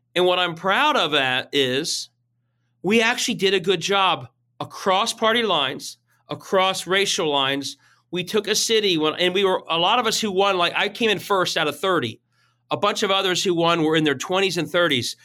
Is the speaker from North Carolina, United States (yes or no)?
no; Cincinnati, Ohio, United States; I am from Cincinnati. I grew up here